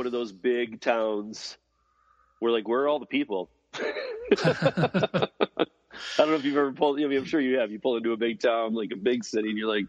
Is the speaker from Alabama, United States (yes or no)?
no; Michigan, United States; I'm originally from Michigan